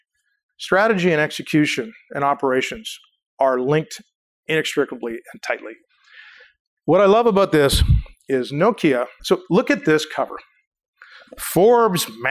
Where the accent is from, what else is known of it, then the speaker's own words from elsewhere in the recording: Canada; I'm Canadian.